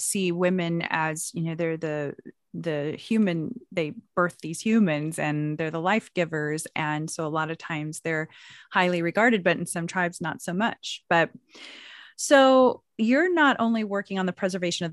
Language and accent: English; Anadarko, Oklahoma, United States; McKee's Indian Store in Anadarko, Oklahoma, which is my hometown